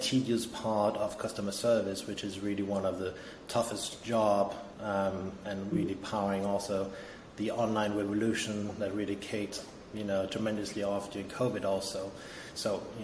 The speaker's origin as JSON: {"language": "English", "country": "France", "tie": "born or raised there", "also_born_or_lived": "Denmark", "moved": "yes", "lives_now": "Berlin, Germany", "said": "I'm originally from Denmark, grew up in France"}